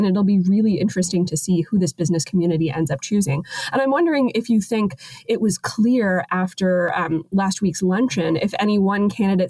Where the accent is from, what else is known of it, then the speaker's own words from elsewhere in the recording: Virginia, United States; now in Washington, D.C., United States; I grew up in Virginia. Virginia Tech is my team.